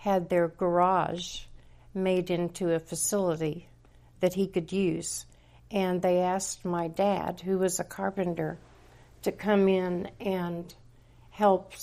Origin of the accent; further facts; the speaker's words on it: Russell, Kansas, United States; now in Rehoboth Beach, United States; I grew up in Russell, Kansas